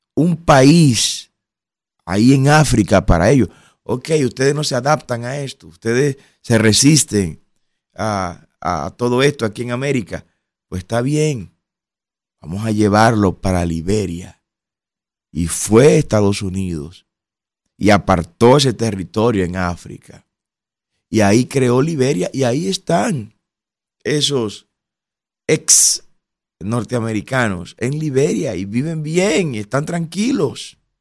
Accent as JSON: {"language": "Spanish", "country": "Dominican Republic", "said": "como dominicanos"}